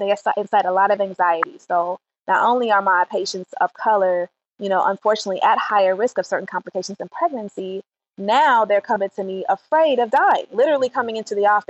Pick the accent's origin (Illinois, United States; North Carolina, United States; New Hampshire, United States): Illinois, United States; Chicago; I'm from Chicago